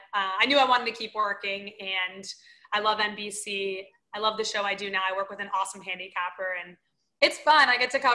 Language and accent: English; Florida, United States; moved away; I'm from Florida